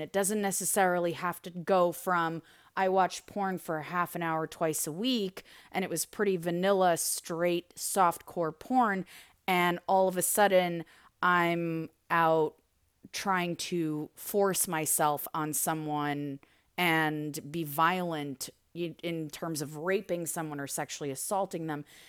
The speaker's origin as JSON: {"language": "English", "country": "United States", "tie": "born or raised there", "also_born_or_lived": "Soviet Union", "said": "I was raised and educated in the U S"}